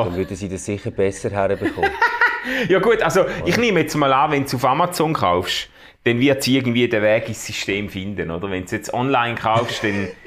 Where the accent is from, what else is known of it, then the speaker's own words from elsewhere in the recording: Switzerland; Ich komme aus Schweizer und wohne...